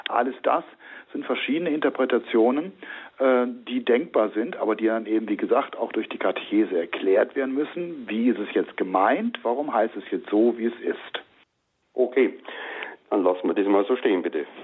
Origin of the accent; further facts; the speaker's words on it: North/West Germany, Germany; denn ich komme ja auch aus Nord- bzw. Westdeutschland. Uns ist der Gruß auch nicht geläufig.